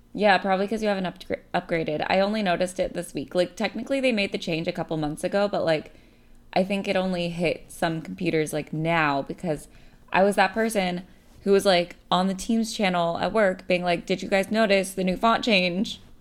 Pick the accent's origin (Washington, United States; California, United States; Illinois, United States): California, United States; Bay Area; I'm from the Bay Area